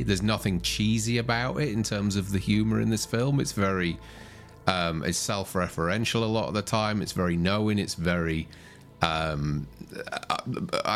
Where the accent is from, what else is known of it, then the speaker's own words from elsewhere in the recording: United Kingdom; as a Brit